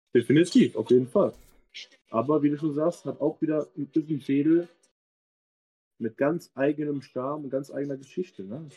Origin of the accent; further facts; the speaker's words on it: Cologne, North Rhine-Westphalia, Germany; Niel, meine Heimat, da wo mein Herz schlägt, da wo ich lebe und äh, meine Familie lebt